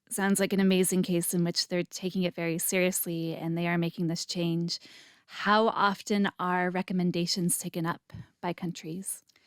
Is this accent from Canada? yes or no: yes; Canada; now in Israel; my background is I'm Canadian